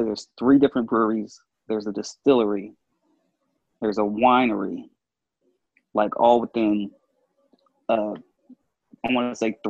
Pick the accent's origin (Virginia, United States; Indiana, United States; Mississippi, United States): Virginia, United States; Nelson County, Central; Nelson County, Central Virginia. So it's right outside of Charlottesville.